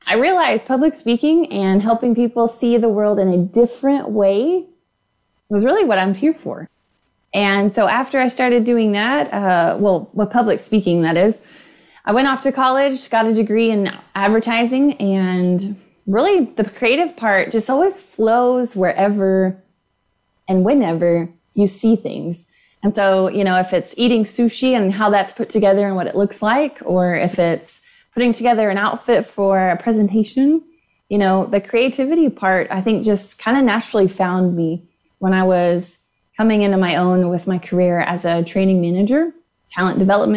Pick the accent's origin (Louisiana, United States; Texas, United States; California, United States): Texas, United States; Houston; also born or lived in Lubbock, Texas; So I was born in Lubbock, Texas, grew up in Houston, Texas